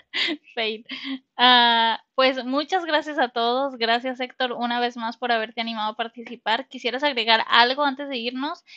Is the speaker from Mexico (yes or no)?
yes; Mexico; como mexicanos